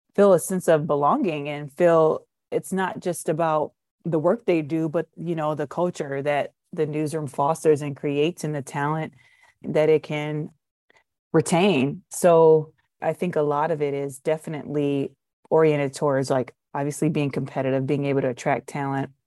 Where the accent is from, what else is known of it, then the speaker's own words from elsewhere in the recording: Detroit, Michigan, United States; I'm from Detroit